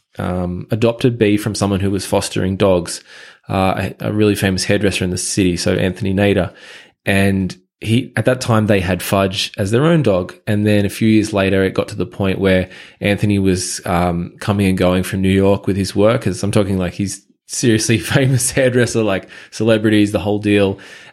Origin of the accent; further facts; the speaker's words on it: Sutherland Shire, New South Wales, Australia; also born or lived in Japan; So my story, I guess, you know, I grew up in the Shire, pretty normal high school life.